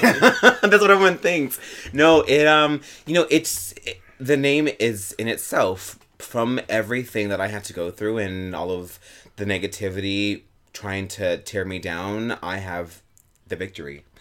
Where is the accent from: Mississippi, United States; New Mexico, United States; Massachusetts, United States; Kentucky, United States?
New Mexico, United States; Albuquerque; now in New York City, United States; I am originally from Albuquerque, New Mexico.